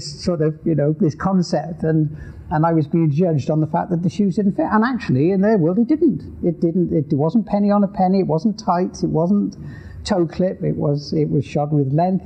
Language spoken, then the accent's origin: English; the Welsh Hills, Wales, United Kingdom; I grew up in the Welsh Hills in Wales